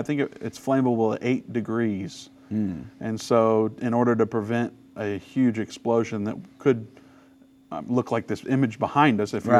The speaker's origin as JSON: {"language": "English", "region": "Indiana", "country": "United States", "said": "I'm from Indiana, so it's like not an Ohio fan. It's how we're raised to be."}